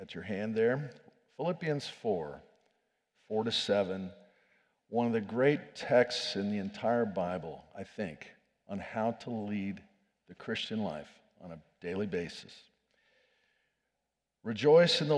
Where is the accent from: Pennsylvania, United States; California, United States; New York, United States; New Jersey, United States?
Pennsylvania, United States; State College; moved away as an adult; State College, Pennsylvania, which is my hometown. I was born there